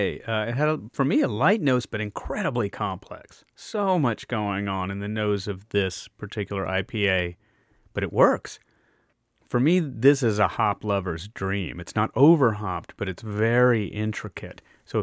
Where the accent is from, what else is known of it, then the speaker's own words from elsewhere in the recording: Deep South, United States; I grew up in the Deep South. And until I moved to Austin, Texas, in the 1980s, I had never had any beer that wasn't Bud or Miller or Pabst.